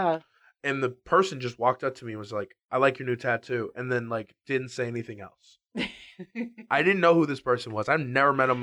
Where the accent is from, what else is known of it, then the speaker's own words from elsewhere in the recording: Chicago, Illinois, United States; I'm a Chicagoan.